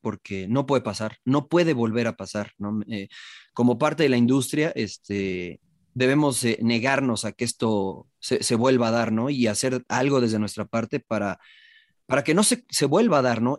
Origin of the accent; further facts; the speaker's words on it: Mexico City, Mexico; moved away; yo viví, crecí en la Ciudad de México